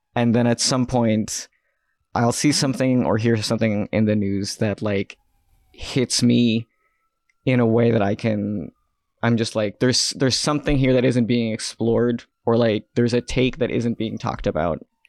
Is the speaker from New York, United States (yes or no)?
yes; New York City, New York, United States; I grew up I grew up in Queens